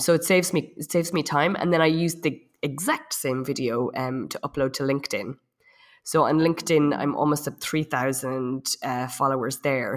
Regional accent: Ireland; moved away as an adult; also born or lived in south of France; now in France; I'm from Ireland. I've been in France for about ten years.

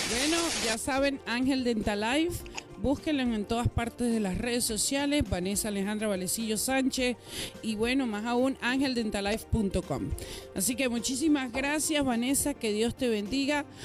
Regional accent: Venezuela; born there; bueno, nací en Venezuela, pero tengo a mi mamá que nació en México y tengo a mi papá que nació en Venezuela, pero siempre está México presente.

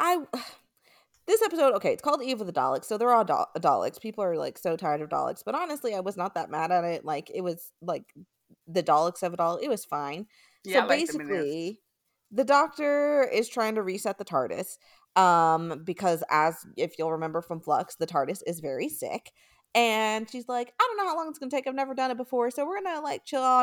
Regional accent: United States; accent: American; my American accent

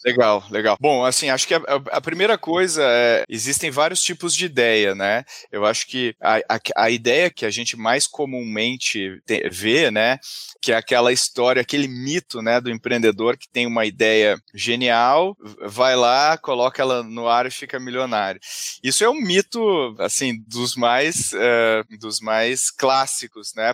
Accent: Porto Alegre, Rio Grande do Sul, Brazil; moved away as an adult; now in São Paulo, Brazil; eu sou de Porto Alegre, comecei minha, minha jornada lá

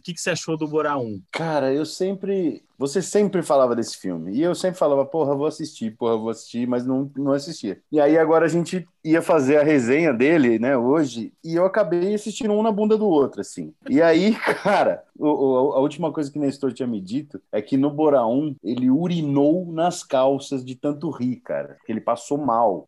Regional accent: São Paulo, Brazil; Eu, como paulistano

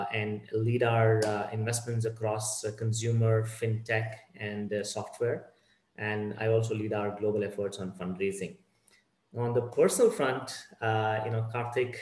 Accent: Bangalore, Karnataka, India; I'm born and brought up in Bangalore, the Silicon Hub of India.

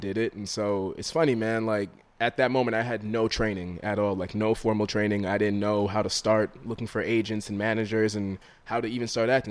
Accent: Rockland County, New York, United States; also born or lived in Harlem, New York City; born in Harlem, raised in Rockland County, which is like a suburb, an hour north of here.

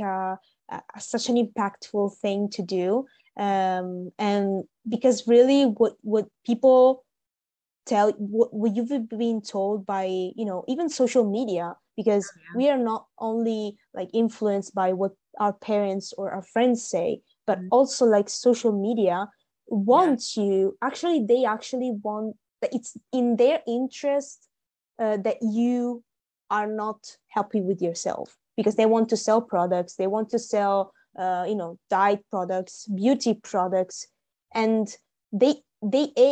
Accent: Italy; now in Milan, Italy; I live in Milan. I'm in my hometown now

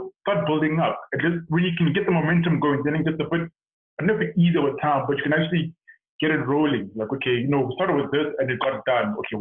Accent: South Africa; moved away; being a South African

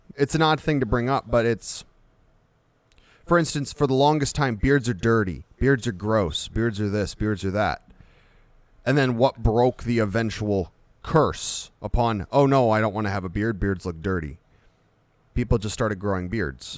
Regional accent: United States; we're American

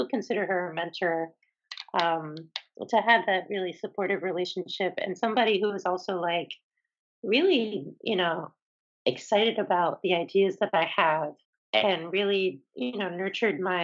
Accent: Philadelphia, Pennsylvania, United States; moved away as an adult; also born or lived in Boston; being away from my community in Philly

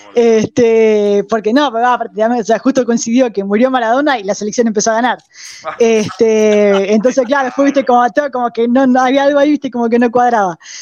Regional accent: Argentina

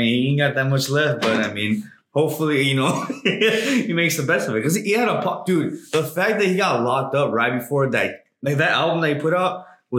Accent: United States; I was raised in America

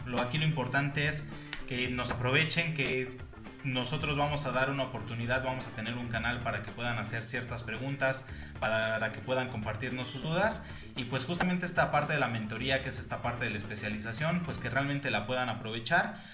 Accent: Mexico City, Mexico; moved away as an adult; now in Pachuca, Mexico; como tal soy originario de la Ciudad de México, actualmente radico en la ciudad de Pachuca Hidalgo

